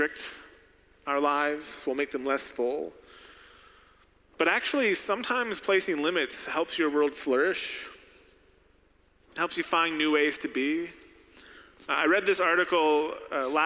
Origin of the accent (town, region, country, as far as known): United States